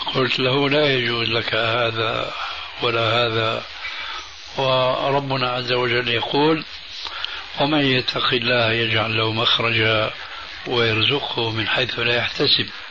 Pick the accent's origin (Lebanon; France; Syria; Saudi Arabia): Syria; now in Jordan; عندنا بسوريا